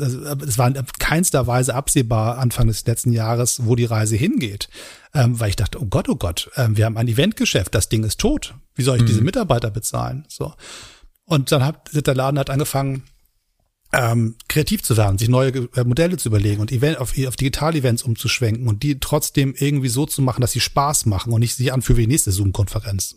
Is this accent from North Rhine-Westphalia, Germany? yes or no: no; Hamburg, Germany; now in Berlin, Germany; meiner Heimatstadt Hamburg